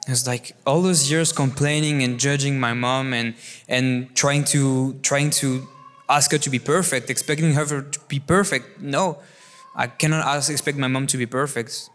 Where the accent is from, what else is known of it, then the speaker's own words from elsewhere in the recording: France; I was born and raised in this beautiful country, what is France